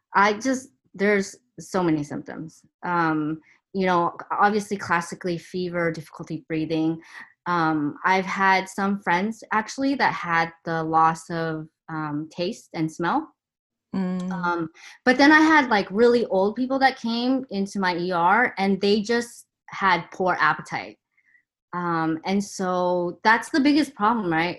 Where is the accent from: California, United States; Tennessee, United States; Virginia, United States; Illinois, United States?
California, United States; Torrance; also born or lived in Taiwan; we moved to Torrance, where I spent all my childhood there